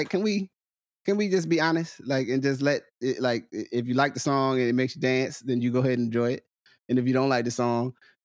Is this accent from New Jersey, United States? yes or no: yes; New Jersey, United States; I'm from New Jersey